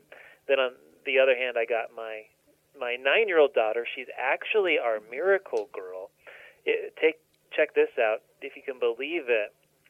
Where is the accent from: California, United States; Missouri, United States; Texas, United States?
California, United States; Southern; now in Bloomington, United States; I'm from Southern California originally